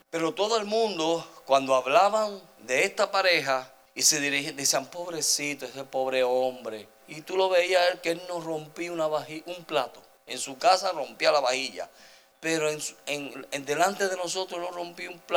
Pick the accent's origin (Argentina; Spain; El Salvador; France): El Salvador; now in United States; Mire, cuando yo vine de El Salvador para acá, nosotros parecíamos el hotel Howard Johnson